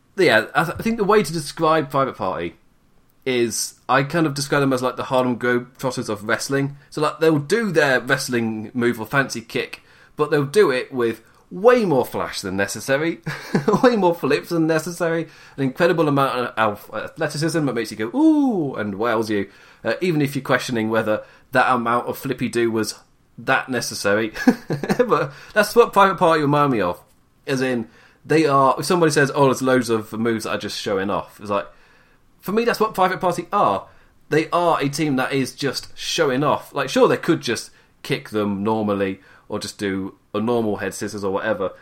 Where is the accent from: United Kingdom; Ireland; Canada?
United Kingdom; I'm too British